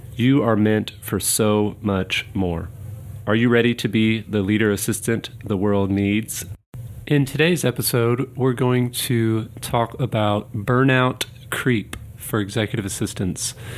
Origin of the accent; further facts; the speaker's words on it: Kansas City, Missouri, United States; moved away; my hometown of Kansas City